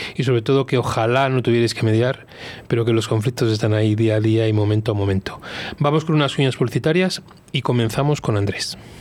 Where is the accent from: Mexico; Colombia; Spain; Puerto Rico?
Spain; Velilla del Río Carrión, Castile and León; moved away; Yo nací en Belilla del Río Carrión